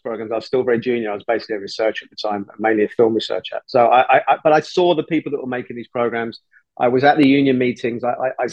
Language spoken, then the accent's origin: English; London, United Kingdom; My parents are Irish, even though I was born in London and brought up in London